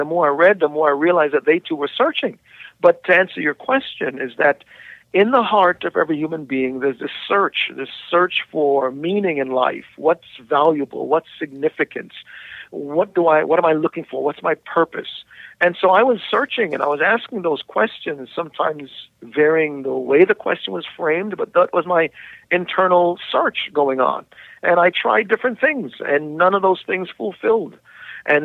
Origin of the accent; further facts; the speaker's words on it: New York City, New York, United States; also born or lived in Jamaica / New Jersey; No, my journey was I was born in Jamaica, West Indies, and my family migrated to America when I was 8 years old. Grew up in Rosedale, Queens, and then came to New Jersey when I was 16